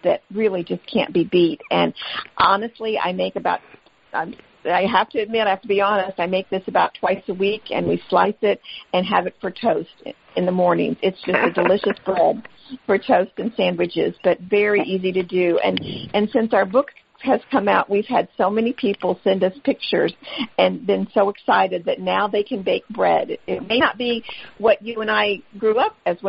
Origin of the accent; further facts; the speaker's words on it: Midwest, United States; We grew up in the Midwest